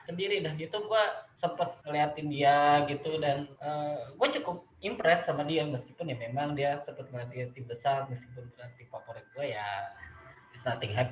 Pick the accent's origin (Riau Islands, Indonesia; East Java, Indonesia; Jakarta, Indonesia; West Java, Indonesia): West Java, Indonesia; Depok; gue gue besar di sini, gue besar